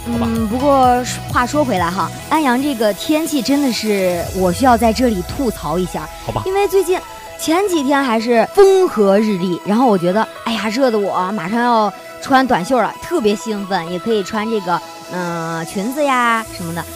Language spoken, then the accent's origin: Chinese; northern China, China; 身为一个北方人